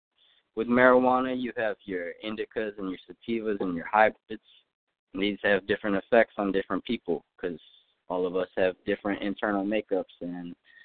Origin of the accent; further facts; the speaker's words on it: California, United States; now in Philadelphia, United States; So, I'm coming from Cali, out here in Philly now.